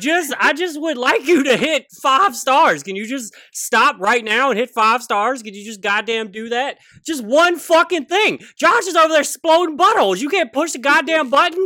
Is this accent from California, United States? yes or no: no; Louisiana, United States; moved away as an adult; now in Seattle, United States; For twenty-six, twenty-seven years growing up in Louisiana